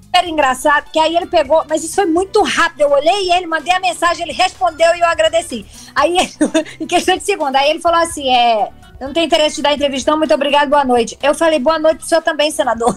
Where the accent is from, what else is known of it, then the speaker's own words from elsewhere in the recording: Northeast Region, Brazil; eu sou nordestina